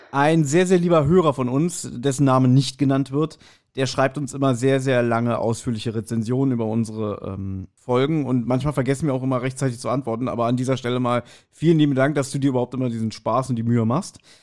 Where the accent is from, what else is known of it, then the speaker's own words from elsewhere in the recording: Berlin, Germany; ich bin ja in Kreuzberg geboren und aufgewachsen